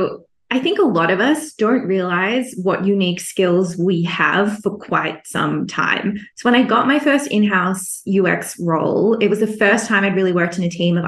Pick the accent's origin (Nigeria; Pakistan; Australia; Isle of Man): Australia; Melbourne, Victoria; moved away as an adult; now in Singapore; I'm Australian, so born and raised in Melbourne, Australia